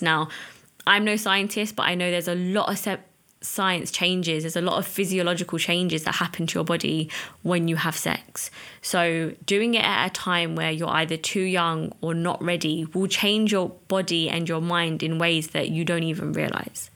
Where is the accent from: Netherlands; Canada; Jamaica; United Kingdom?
United Kingdom; as an Asian, as a British Asian